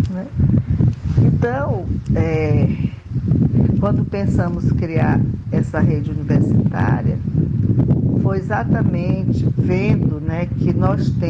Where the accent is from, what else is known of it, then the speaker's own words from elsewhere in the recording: Canindé, Ceará, Brazil; now in Maceió, Brazil; Sou cearense de Canindé, mas moro em Maceió, Alagoas.